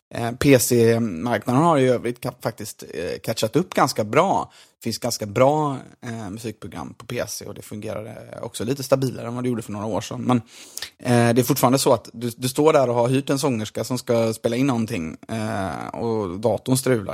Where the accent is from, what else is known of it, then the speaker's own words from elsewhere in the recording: Gothenburg, Västra Götaland, Sweden; som göteborgare